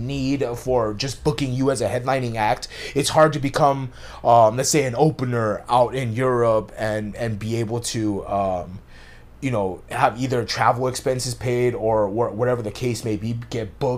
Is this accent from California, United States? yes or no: yes; Norwalk, California, United States; that's where I grew up